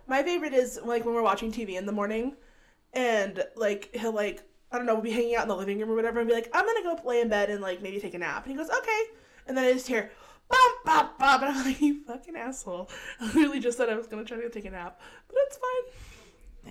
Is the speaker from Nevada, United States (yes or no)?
no; California, United States; I grew up in California